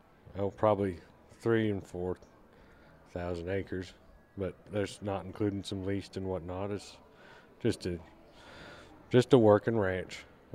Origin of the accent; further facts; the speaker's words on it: Cody, Wyoming, United States; moved away; Originally from Wyoming.